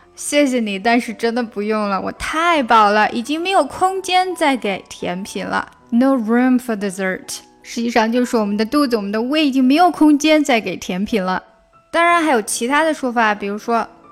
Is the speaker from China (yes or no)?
yes; China; 我们中国人有个习惯，就是吃完饭抢账单